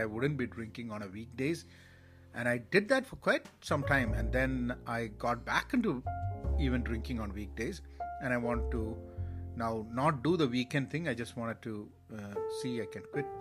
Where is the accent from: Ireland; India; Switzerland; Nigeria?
India; Kerala; moved away; Kerala and my home state in India